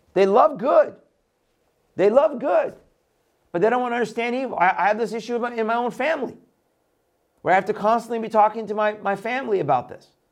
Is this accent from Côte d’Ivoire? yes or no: no; Iran; moved away; I was born in Iran. I came out of the Middle East